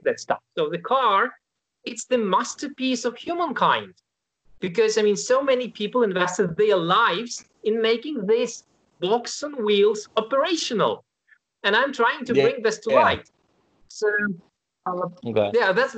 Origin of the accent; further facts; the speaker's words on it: Ukraine; moved away as an adult; now in Warsaw, Poland; I was born in Ukraine. So that's Central European state. That was the place I was brought up, graduated university. Then I moved to Poland.